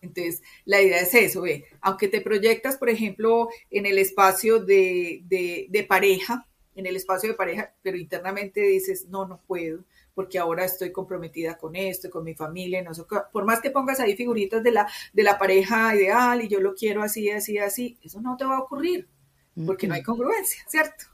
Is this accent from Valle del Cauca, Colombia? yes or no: no; Medellín, Antioquia, Colombia; como yo soy paisa, se espera de mí tal cosa, porque nací en Medellín, soy colombiana